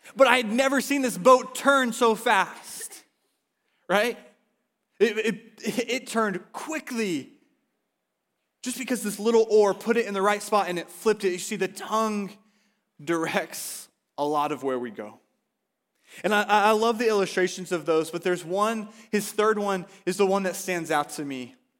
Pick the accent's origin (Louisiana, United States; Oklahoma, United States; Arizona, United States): Oklahoma, United States; now in Washington, United States; I'm from Oklahoma